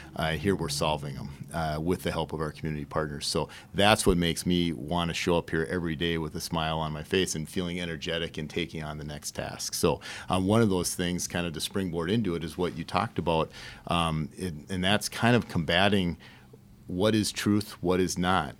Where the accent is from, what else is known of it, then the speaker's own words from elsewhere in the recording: St. Cloud, Minnesota, United States; I grew up on the northeast side of St. Cloud